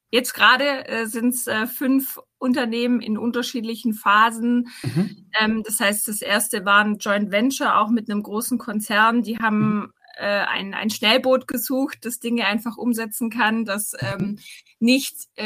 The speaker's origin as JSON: {"language": "German", "town": "Rottenburg am Neckar", "region": "Baden-Württemberg", "country": "Germany", "lives_now": "Stuttgart, Germany", "said": "ich komme aus dem Schwabenland, ähm, aus Rottenburg am Neckar, das liegt bei mhm. Tübingen."}